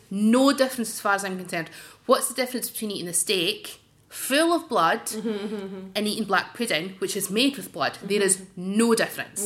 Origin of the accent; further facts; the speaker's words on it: Dundee, Scotland, United Kingdom; when I was growing up in Dundee in the 80s